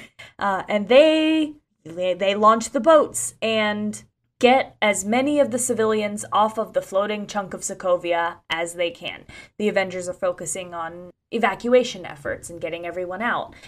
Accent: Ocala, Florida, United States; my hometown of Ocala, Florida.

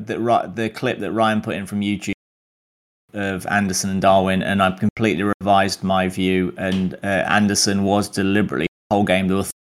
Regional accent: United Kingdom; because we're British. We like underdog.

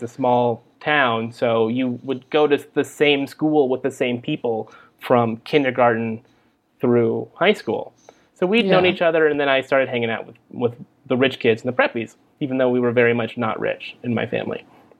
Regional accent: Merced, California, United States; moved away as an adult; also born or lived in Stamford, Connecticut / San Francisco; now in Los Angeles, United States; I grew up in Merced. It is not New York. It is not anything like New York.

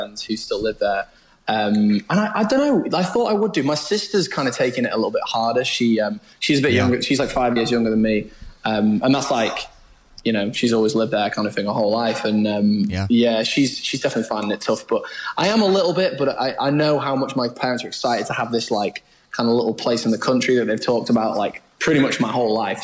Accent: Blackpool, North West England, United Kingdom; also born or lived in Birmingham; grow up in like a suburb of Blackpool that wasn't too bad

